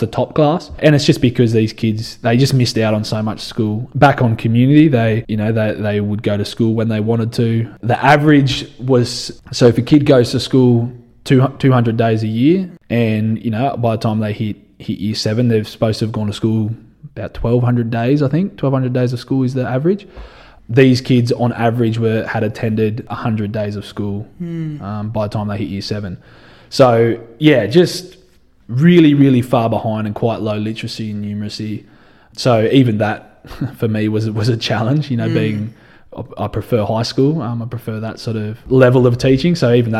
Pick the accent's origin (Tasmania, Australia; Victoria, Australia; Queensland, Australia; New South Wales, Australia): New South Wales, Australia; Dubbo; also born or lived in Canada / Alice Springs; I grew up in Dubbo, you know, spent a little bit of time over in Canada, but that's the only time I've spent away from here.